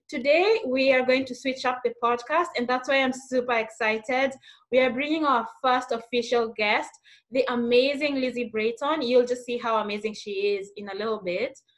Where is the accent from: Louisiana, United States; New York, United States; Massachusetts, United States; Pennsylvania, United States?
New York, United States; Long Island; I grew up in Long Island, New York.